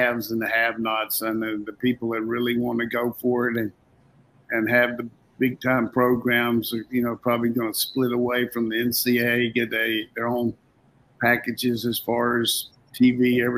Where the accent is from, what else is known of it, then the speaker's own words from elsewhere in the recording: Burlington, North Carolina, United States; moved away; when I was growing up in Burlington